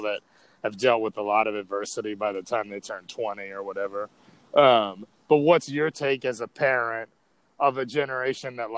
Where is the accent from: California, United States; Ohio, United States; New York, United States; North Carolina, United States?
New York, United States; New York City; I grew up in New York City